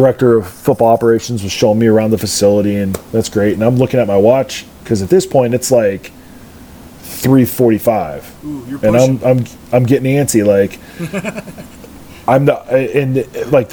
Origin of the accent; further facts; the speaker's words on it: Central Ohio, United States; we're from Central Ohio, so you kind of have an idea of like Columbus traffic